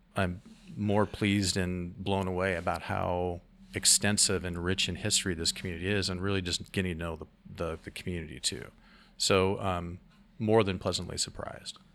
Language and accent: English; Salem, Oregon, United States; now in Astoria, United States; I come from Marion County. I was born in Salem, Oregon, so I'm an Oregonian